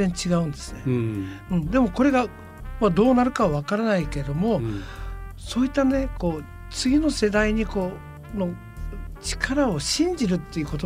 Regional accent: Fukuoka, Japan; 僕らはやっぱり福岡博多で育ってもらいました、

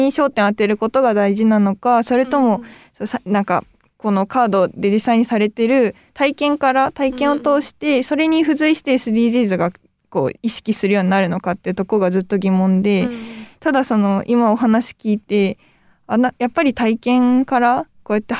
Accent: Fukuoka, Japan; born there; いや羨ましいです私も福岡で生まれたから。

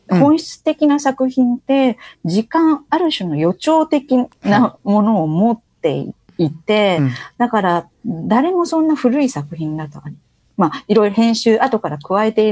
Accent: Kansai, Japan; 関西の出身なので、阪神・淡路の大震災も記憶にあるわけなので

